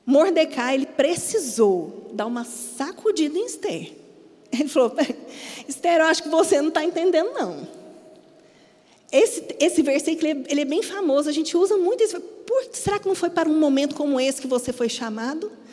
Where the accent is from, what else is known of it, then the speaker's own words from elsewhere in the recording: Minas Gerais, Brazil; now in Paraíba, Brazil; você já deve ter percebido que eu não sou daqui, eu sou mineira. Quando eu mudei para cá, eu precisei me adaptar a muitas coisas em relação à cultura paraibana.